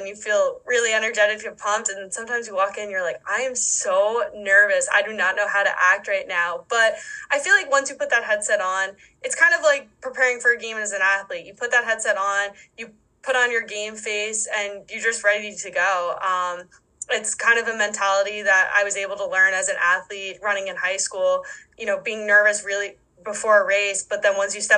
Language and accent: English; East Coast, United States; moved away as an adult; now in Wisconsin, United States; growing up on the East Coast